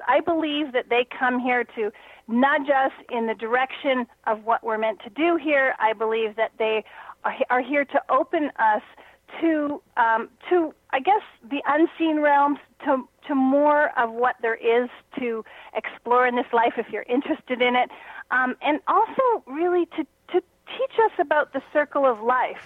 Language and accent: English; Canada; moved away as an adult; also born or lived in Toronto; now in Sedona, United States; being a Canadian